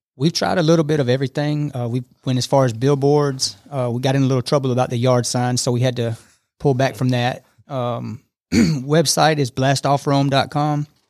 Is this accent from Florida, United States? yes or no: no; Fairburn, Georgia, United States; moved away as an adult; now in Rome, United States; I'm from south of Atlanta, a small town called Fairburn, Georgia